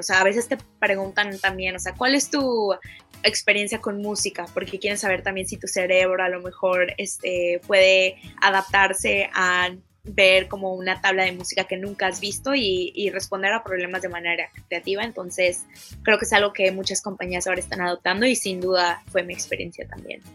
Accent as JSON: {"language": "Spanish", "country": "Mexico", "tie": "born or raised there", "said": "yo creciendo en México también"}